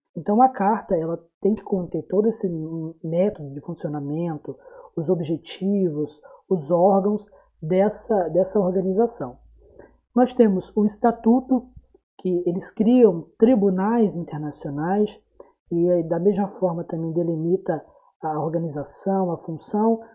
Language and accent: Portuguese; Brazil; tão atual para a gente enquanto brasileiros